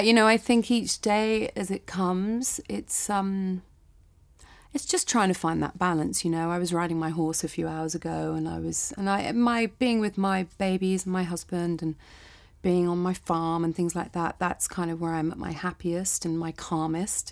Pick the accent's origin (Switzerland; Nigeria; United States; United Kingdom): United Kingdom; I'm British